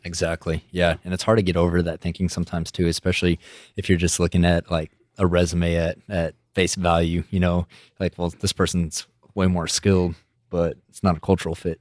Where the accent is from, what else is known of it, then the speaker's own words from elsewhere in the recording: West Texas, United States; I'm from West Texas, so those are my people